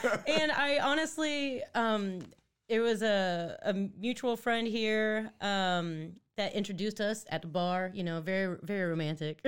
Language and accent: English; Netherlands; moved away; I was born in Holland. I'm Dutch